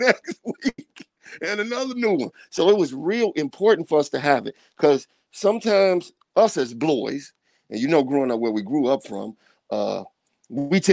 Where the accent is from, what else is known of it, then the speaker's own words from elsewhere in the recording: Chicago, Illinois, United States; I'm from the 3130 in the south side of Chicago. I'm from the last project on the south side of Chicago